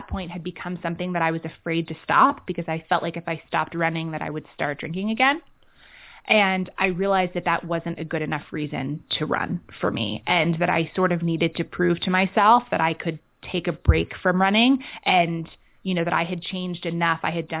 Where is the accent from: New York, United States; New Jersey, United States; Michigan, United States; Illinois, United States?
New York, United States; New York City; moved away; also born or lived in London / San Francisco / Los Angeles / Oregon; I grew up in Manhattan. I've been kind of a city kid. I was a city kid. I grew up, you know, there in London.